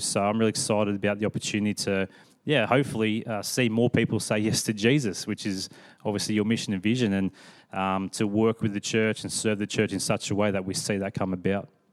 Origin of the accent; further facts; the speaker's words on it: Sydney, New South Wales, Australia; now in Perth, Australia; my family grew up in Sydney.